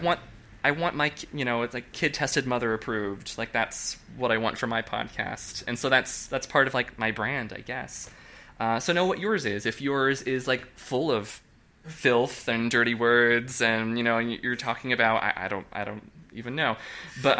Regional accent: Nebraska, United States; moved away as an adult; also born or lived in Oklahoma City, Oklahoma; now in New York, United States; I'm from Nebraska. I grew up in a Catholic conservative family.

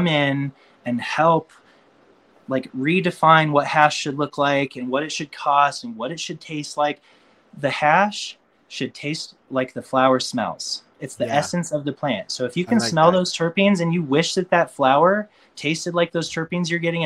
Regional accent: Boulder, Colorado, United States; Boulder is very natural and it's where I'm from

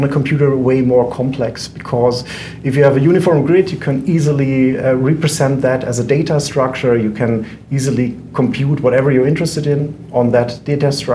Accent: Germany; accent: German; English is a second language; we started our company at the University of Freiburg, which is in Germany

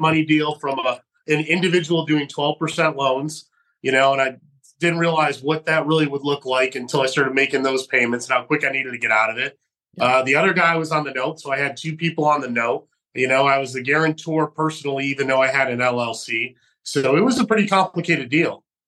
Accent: Geneva, New York, United States; moved away; also born or lived in Fresno, California; my hometown of Geneva, New York

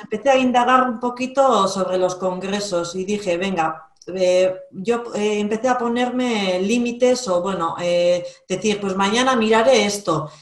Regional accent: Basque Country, Spain; soy vasca, vivo en Vizcaya

